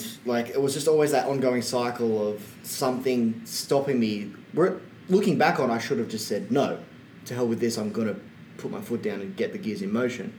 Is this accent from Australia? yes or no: yes; Sydney, New South Wales, Australia; we're from New South Wales.